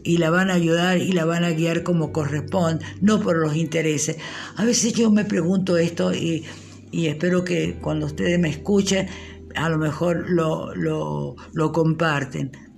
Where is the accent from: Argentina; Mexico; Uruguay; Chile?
Argentina; nuestra patria